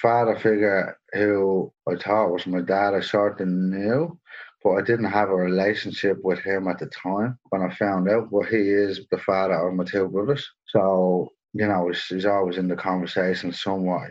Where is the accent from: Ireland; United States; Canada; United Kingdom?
Ireland; Dublin, Leinster; moved away as an adult; now in Sydney, Australia; I grew up in Dublin